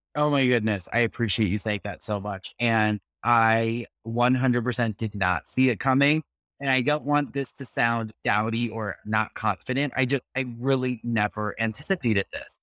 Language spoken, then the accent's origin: English; New York City, New York, United States; as a New Yorker